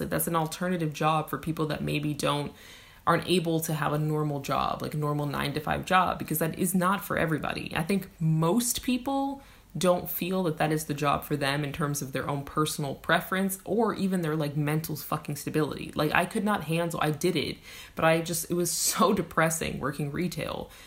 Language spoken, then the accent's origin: English; United States; my home country